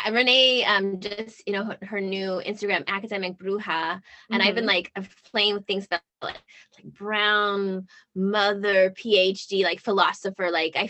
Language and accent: English; Pico Rivera / Whittier area, California, United States; born or raised there; also born or lived in Long Beach